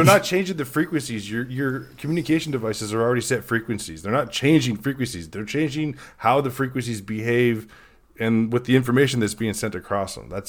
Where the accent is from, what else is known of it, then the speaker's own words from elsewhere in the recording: California, United States; now in Ohio, United States; Originally from California, transplanted to Ohio. That's where I live now